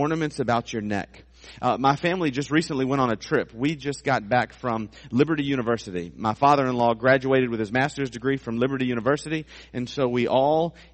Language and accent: English; Suffolk, Virginia, United States; the area that I grew up in Suffolk